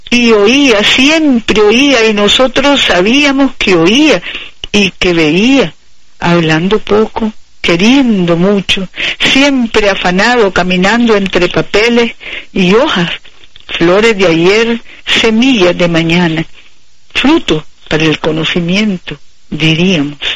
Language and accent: Spanish; Nicaragua; somos nicaragüenses comprometidos con la revolución y la evolución.